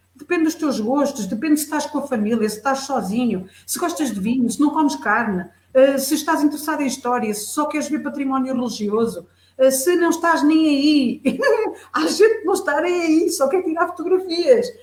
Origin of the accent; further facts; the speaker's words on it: Fundão, Centro, Portugal; eu sou beirã, sou beirã, sou da beira baixa, da beira interior